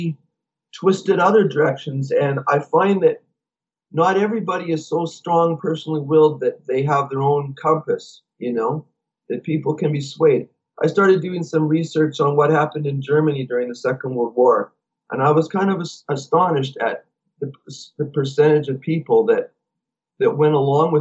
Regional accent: Canada; we're from Canada.

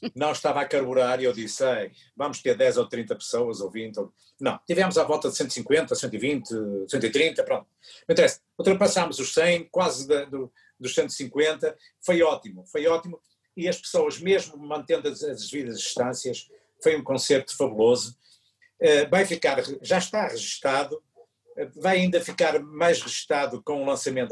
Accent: Maia, Norte, Portugal; first language Portuguese; aqui da minha terra eh, e de onde Chico também mora, aqui na Maia

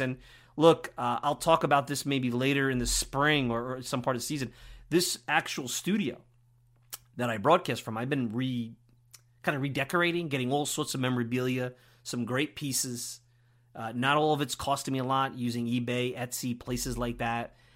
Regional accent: New York City, New York, United States; I'm a Northeast guy. I grew up in Brooklyn

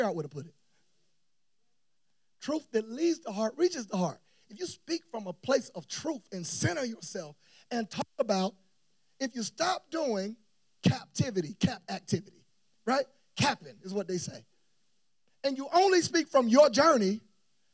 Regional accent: Tallahassee, Florida, United States; moved away as an adult; now in Atlanta, United States; I'm leaving from Tallahassee, Florida, pastoring my parents' church

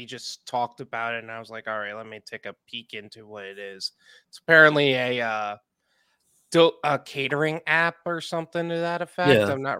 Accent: New York, United States; now in Florida, United States; Yep, I'm from New York and moved to Florida.

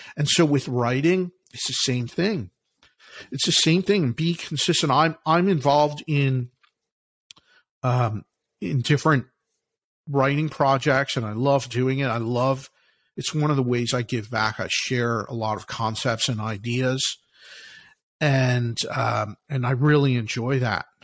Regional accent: Philadelphia, Pennsylvania, United States; I'm from Philly, from Philadelphia

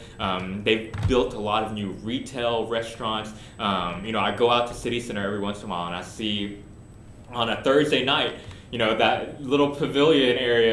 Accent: Houston, Texas, United States; So, I grew up in Houston, moved away for a little bit, but, you know, came back

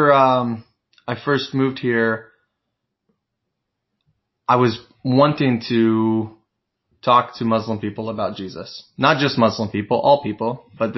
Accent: Missouri, United States; moved away as an adult; also born or lived in Bronx, New York; now in New York, United States; I'm from Missouri, and when I moved to the Bronx

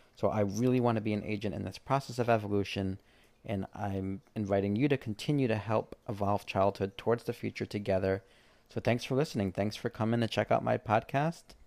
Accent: East Coast, United States; I grew up on the East Coast

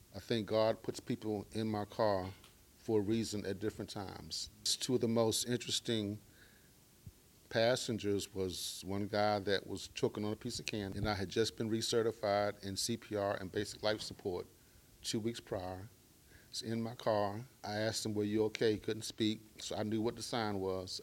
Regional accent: Baltimore, Maryland, United States; I am from Baltimore, Maryland, grew up in the hood.

